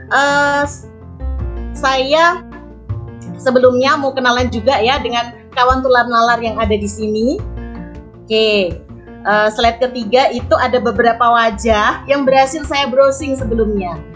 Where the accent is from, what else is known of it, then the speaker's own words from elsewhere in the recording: Kudus, Central Java, Indonesia; saya dari Kudus yang sekarang sedang viral di uh, dunia uh, dan akhirat ya